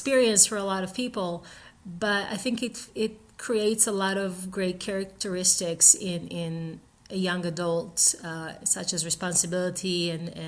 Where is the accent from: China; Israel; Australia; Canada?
Israel; now in United States; I grew up in Israel with the American dream sewed in my heart since a very young age